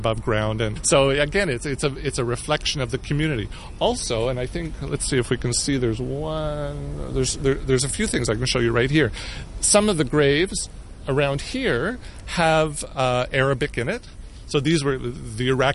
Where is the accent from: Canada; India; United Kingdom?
Canada; I'm Canadian